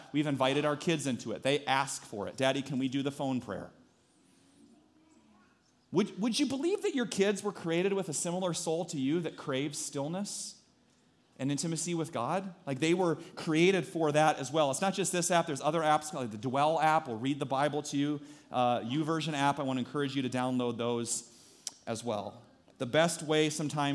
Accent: Story City, Iowa, United States; growing up in Story City

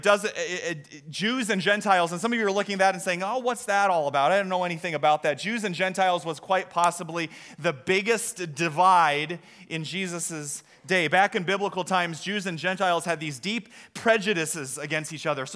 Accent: Story City, Iowa, United States; now in Des Moines, United States; I grew up in Story City, and our town celebration is Scandinavian Days

